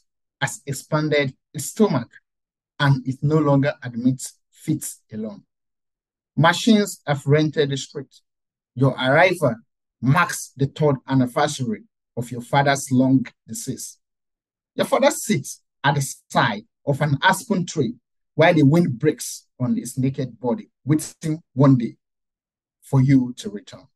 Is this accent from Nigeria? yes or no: yes; Nigeria; moved away as an adult; I still visit Nigeria, I still visit my hometown